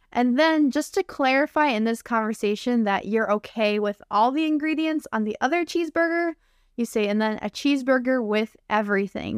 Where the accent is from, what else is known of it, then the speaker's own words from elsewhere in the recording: United States; I'm an American English teacher